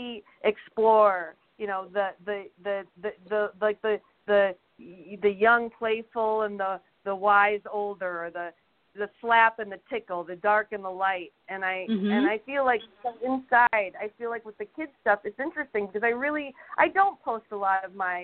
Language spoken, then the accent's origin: English; Toledo, Ohio, United States; moved away as an adult; also born or lived in Chicago; now in Los Angeles, United States